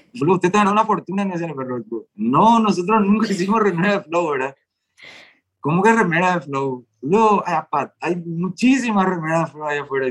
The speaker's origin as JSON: {"language": "Spanish", "region": "Asunción", "country": "Paraguay", "said": "somos de Asunción"}